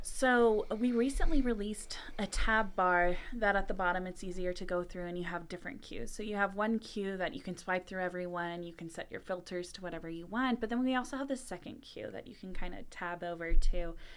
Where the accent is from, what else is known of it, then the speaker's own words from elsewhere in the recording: the South, United States; I'm from the South.